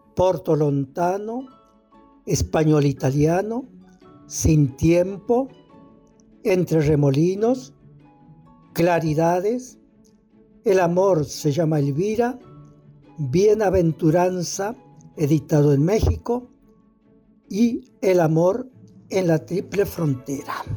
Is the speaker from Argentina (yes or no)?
yes; El Mistol, Santiago del Estero, Argentina; moved away; also born or lived in Buenos Aires; escritor santiagueño. Nací en el Mistol, departamento Robles